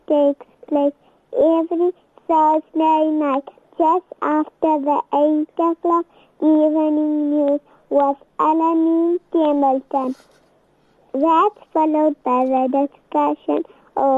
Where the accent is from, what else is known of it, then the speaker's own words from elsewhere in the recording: Lichtenburg, North West, South Africa; I am from Lichtenberg.